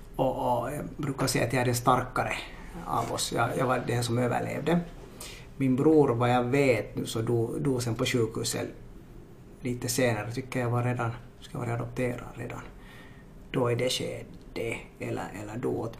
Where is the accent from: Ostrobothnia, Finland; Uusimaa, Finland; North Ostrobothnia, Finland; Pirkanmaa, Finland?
Uusimaa, Finland; Helsinki; first language Swedish; also born or lived in Ethiopia; uppvuxen i Marudi som är östra Helsingfors